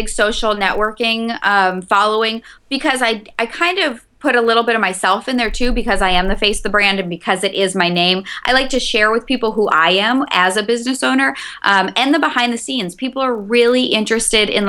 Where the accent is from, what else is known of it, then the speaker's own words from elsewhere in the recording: North Dakota, United States; moved away as an adult; now in Chicago, United States; I'm originally from North Dakota. I've been in Chicago 10 years.